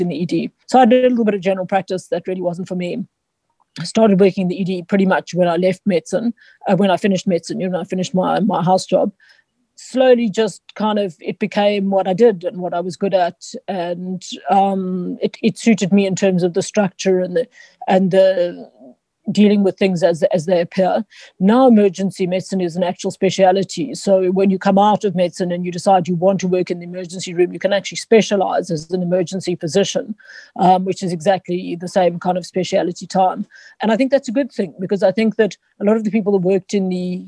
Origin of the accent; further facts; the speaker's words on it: Johannesburg, Gauteng, South Africa; I was born in Joburg. Spent quite a lot of time in a farm, well, on a farm that we farmed avos. But essentially, I grew up in Joburg.